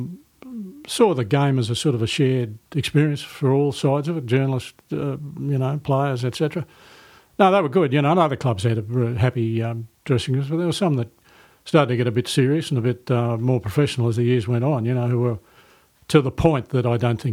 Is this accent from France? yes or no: no; Sydney, New South Wales, Australia; I grew up in Sydney's eastern suburbs with my grandmother and mother in a rented house